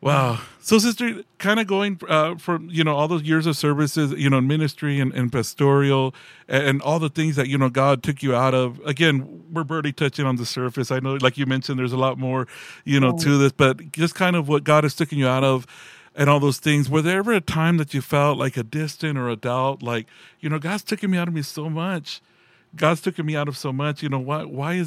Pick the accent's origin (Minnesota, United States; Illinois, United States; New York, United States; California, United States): California, United States; Porterville; moved away as an adult; also born or lived in Delano, California; now in Tucson, United States; we lived in a little town called Portersville, California